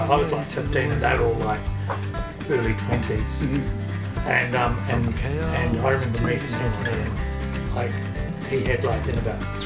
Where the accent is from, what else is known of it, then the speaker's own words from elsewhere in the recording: Upper Hutt, Wellington, New Zealand; also born or lived in Auckland; now in Wellington, New Zealand; I'm Upper Hutt